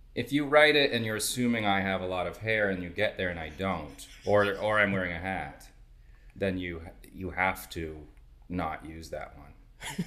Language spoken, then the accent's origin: English; New York, United States; I'm from New York